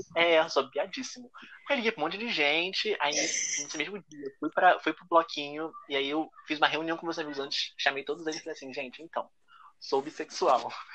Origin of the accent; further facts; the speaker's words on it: Rio de Janeiro, Brazil; sou do Rio de Janeiro